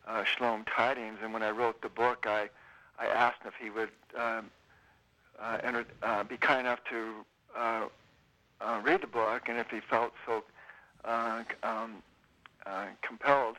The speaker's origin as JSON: {"language": "English", "region": "California", "country": "United States", "tie": "born or raised there", "also_born_or_lived": "Nevada City / Sacramento", "said": "my wife and I and family, we've been pretty much, you know, born and raised in California"}